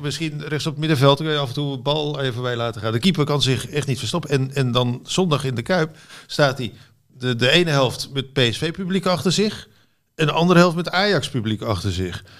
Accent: Utrecht, Netherlands; moved away; also born or lived in Barcelona; ik kom uit Utrecht

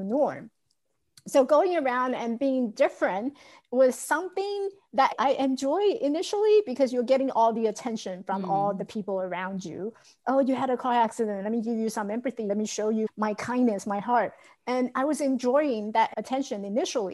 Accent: Taiwan; I grew up in Taiwan, so we had a lot of rice field, open field that you can run and chase each other.

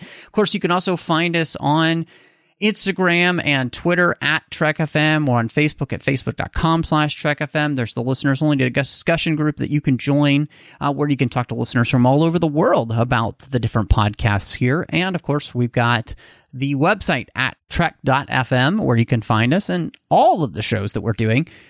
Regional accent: Texas, United States; moved away; also born or lived in Pacific Northwest; I grew up in Texas

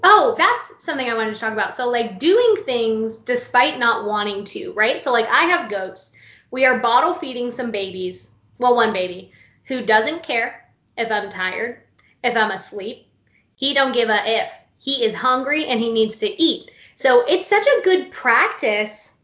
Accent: Florida, United States; moved away as an adult; now in North Carolina, United States; I live in North Carolina now, I'm from Florida. Grew up in Florida, born and raised, crazy state

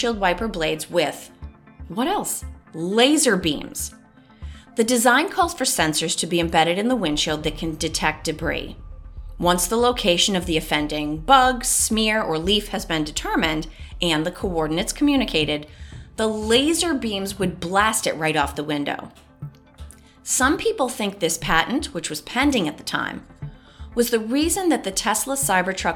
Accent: Boston, Massachusetts, United States; people in my hometown of Boston obviously call a blinka, as in, use your blinka

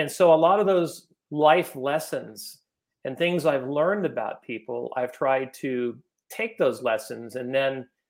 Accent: Los Gatos, California, United States; I grew up in Los Gatos, California

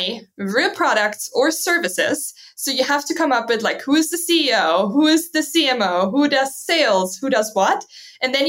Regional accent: near the Swiss border, Baden-Württemberg, Germany; English is a second language; moved away as an adult; also born or lived in Malta; when I grew up back in Germany, in the south of Germany, very close to the Swiss border

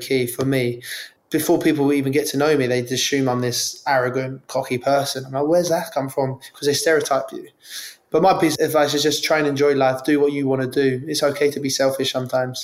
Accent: London, United Kingdom; I grew up in Ealing, West London

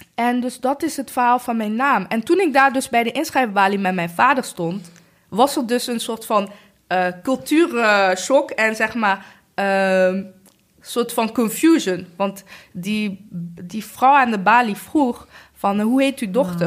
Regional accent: Rwanda; now in Netherlands; Ik kom uit Rwanda

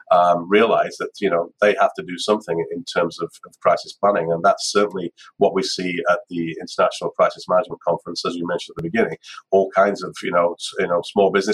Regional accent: United Kingdom; being British

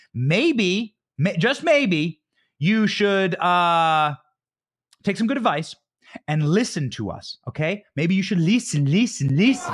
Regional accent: Iowa, United States; That's my home state.

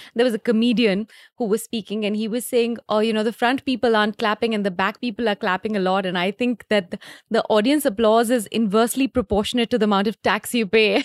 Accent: Delhi, India; also born or lived in Leeds, United Kingdom; I'm come from Delhi, so I got a job in Delhi

